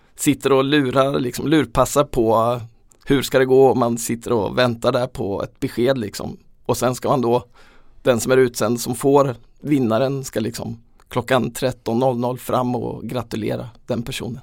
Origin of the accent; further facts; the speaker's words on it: Småland, Sweden; vi lyssnade på radion hemma i Småland